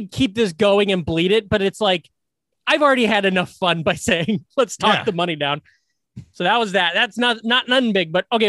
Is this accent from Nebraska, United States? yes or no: no; Iowa, United States; born or raised there